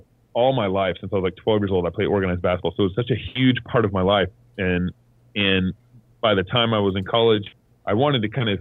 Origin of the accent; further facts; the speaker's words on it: Dallas, Texas, United States; moved away as an adult; also born or lived in Tyler, Texas / Colorado / Eugene, Oregon; now in Moscow, Idaho, United States; I was born and raised in Texas. Grew up in Dallas for through high school